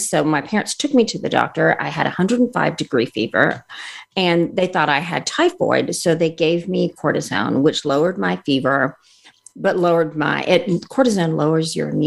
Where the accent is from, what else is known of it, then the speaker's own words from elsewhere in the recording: India; born there; So I was born in India